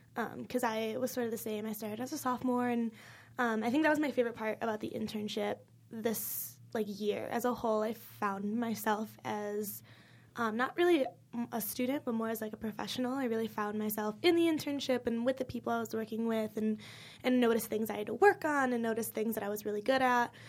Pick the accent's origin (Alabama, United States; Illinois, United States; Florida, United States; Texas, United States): Illinois, United States; moved away as an adult; I live six hours from here, like, I'm from Illinois